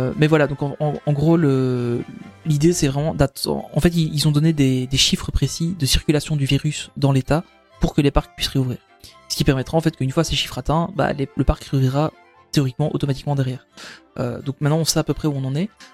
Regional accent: Belgium; chez nous en Belgique

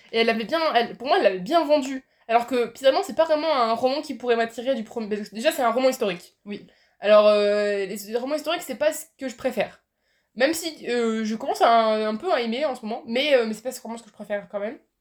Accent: Poitiers, Nouvelle-Aquitaine, France; je viens de Poitiers

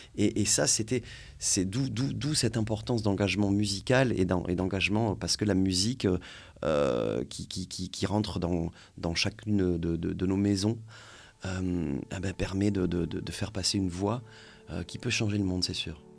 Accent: France; chez nous en France

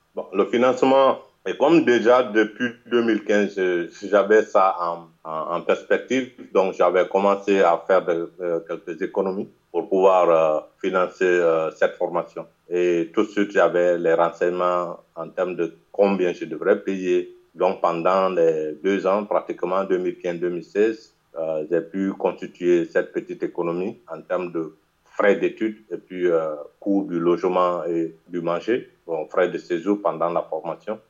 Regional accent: Guinea; je suis guinéen, Guinée-Conakry, un pays de l'Afrique de l'Ouest

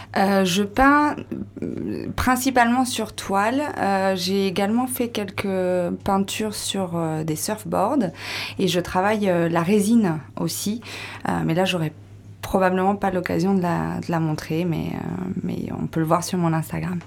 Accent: Brittany, France; moved away; also born or lived in Costa Rica; je suis bretonne, originaire du Morbihan, voilà, du Golfe

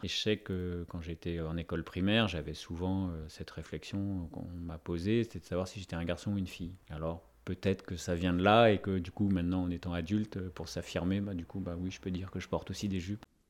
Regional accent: France; also born or lived in Morlaix; chez nous en France

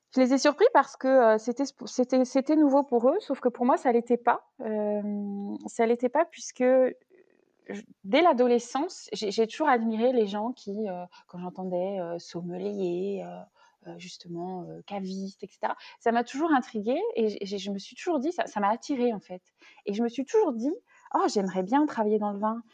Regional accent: Rennes, Brittany, France; moved away as an adult; also born or lived in Nantes / Paris; je suis originaire de la, région rennaise, on va dire, donc bretonne. Donc j'ai grandi à Rennes

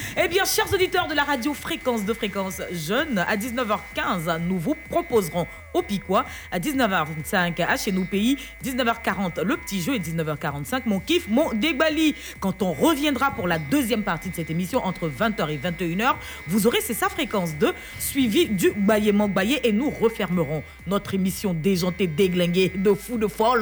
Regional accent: Côte d’Ivoire; On est en Côte d'Ivoire, on est ivoirien

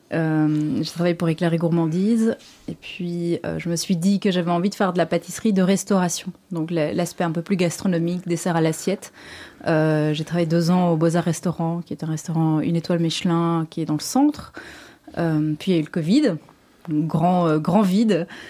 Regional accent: Brussels, Brussels-Capital Region, Belgium; Je suis belge, je suis bruxelloise, pure mhm. souche, donc née ici.

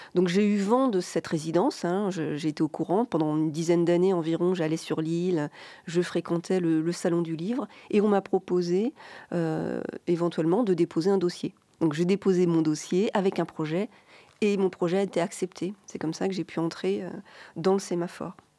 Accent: Rennes, Brittany, France; moved away; also born or lived in Finistère; moi, j'ai grandi à Rennes, vous voyez, c'est donc c'est plus de l'autre côté de la, Bretagne

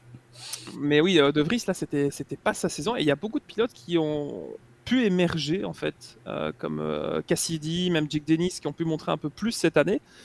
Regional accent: Belgium; en tant que Belge

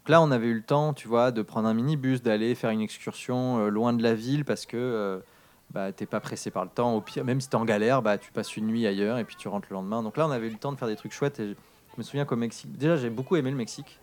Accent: Darlington, North East England, United Kingdom; moved away; quand j'étais enfant, j'ai grandi en Angleterre. Euh, c'était euh, dans le nord, euh, pas loin d'une. Donc, la, la ville, c'était Darlington

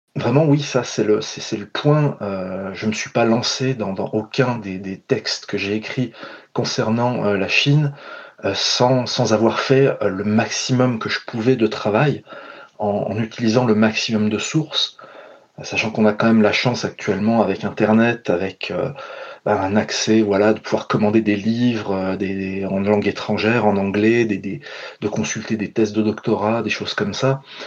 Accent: France; je suis français, blanc

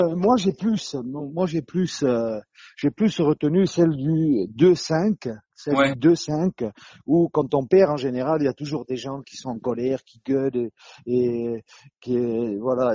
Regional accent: Corsica, France; moved away as an adult; Je suis du sud, hein, je suis du sud, je suis corse

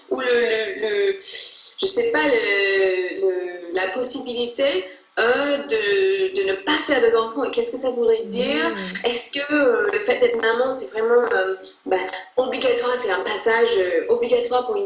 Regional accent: England, United Kingdom; now in Paris, France; moi je suis anglaise

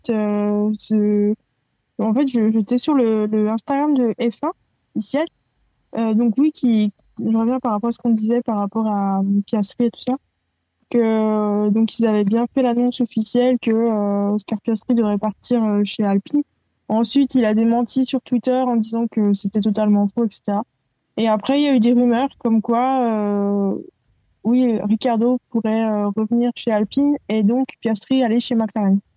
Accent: France; Bah, je suis français.

